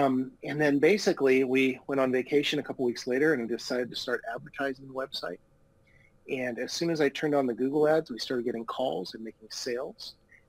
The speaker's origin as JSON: {"language": "English", "town": "San Diego", "region": "California", "country": "United States", "tie": "born or raised there", "also_born_or_lived": "San Clemente", "said": "So I was able to learn how to surf when I was growing up in San Diego and San Clemente."}